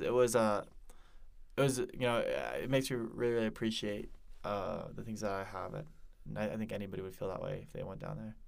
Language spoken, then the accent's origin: English; Denver, Colorado, United States; moved away as an adult; also born or lived in Parker, Colorado; now in Provo, United States; originally I'm from Denver, Colorado